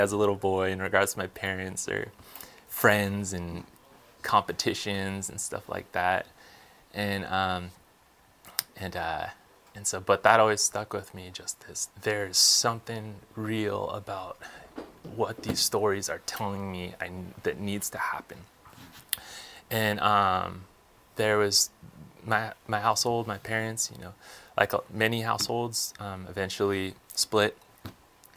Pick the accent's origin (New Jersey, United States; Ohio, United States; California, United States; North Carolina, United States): California, United States; outside of Los Angeles; moved away as an adult; now in Texas, United States; I was raised in California, and my mother and my father, and in a place outside of Los Angeles